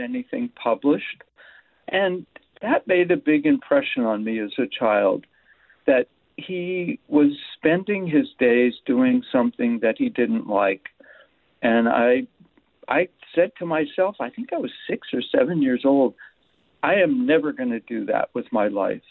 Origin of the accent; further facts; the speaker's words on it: Erie, Pennsylvania, United States; I watched my dad go to work on the railroad when I was growing up in Erie, Pennsylvania